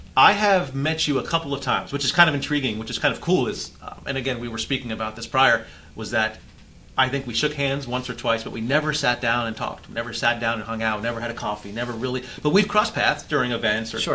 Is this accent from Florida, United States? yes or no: yes; Florida, United States; I'm from here